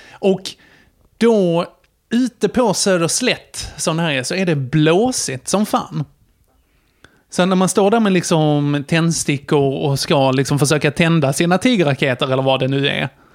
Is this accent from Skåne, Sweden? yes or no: yes; Gässie, Skåne, Sweden; utanför Gässie, där jag växte upp, en liten brunnhåla